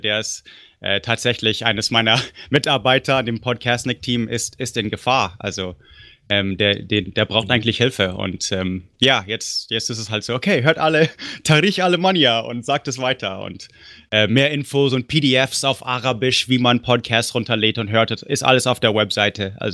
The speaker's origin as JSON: {"language": "German", "town": "Munich", "region": "Bavaria", "country": "Germany", "tie": "born or raised there", "moved": "yes", "said": "so langsam alle, alle paar Jahre juckt es ein bisschen schon, so äh, wo ich aufgewachsen bin. Und deswegen, ich denke mir, nächstes Jahr, höchstens übernächstes Jahr oder so, muss ich mal wieder München besuchen."}